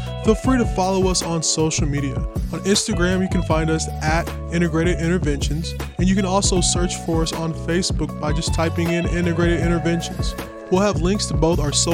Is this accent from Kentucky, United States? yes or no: yes; Kentucky, United States; also born or lived in Kansas City; now in Coeur d'Alene, United States; When I moved from Kentucky, where I'm originally from, to Kansas City